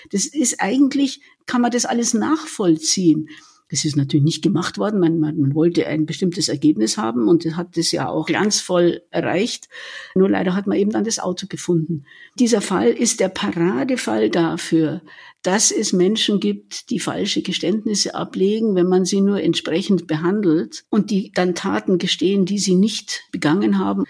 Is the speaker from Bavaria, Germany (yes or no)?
yes; Munich, Bavaria, Germany; geborene Münchnerin